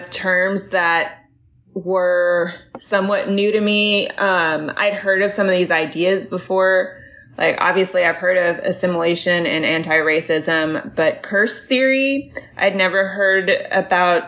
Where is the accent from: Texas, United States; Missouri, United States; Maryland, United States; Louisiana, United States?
Louisiana, United States; I was born in Louisiana